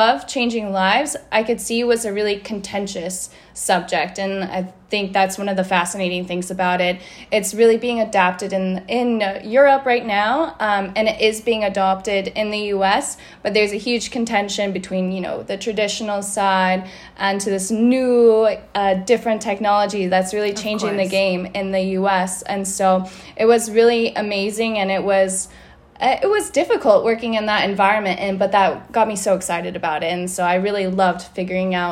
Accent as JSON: {"language": "English", "region": "Colorado", "country": "United States", "said": "I'm from Colorado in the US"}